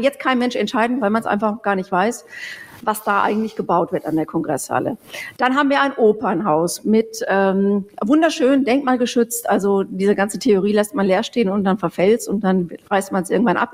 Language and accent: German; Bochum, North Rhine-Westphalia, Germany; moved away as an adult; now in Nuremberg, Germany; ich komme ja eigentlich aus dem Ruhrgebiet, aus Bochum